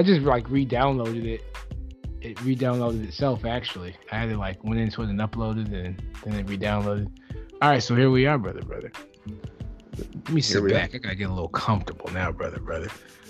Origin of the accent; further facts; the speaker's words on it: Chicago, Illinois, United States; here in my hometown of Chicago, Illinois, the Windy City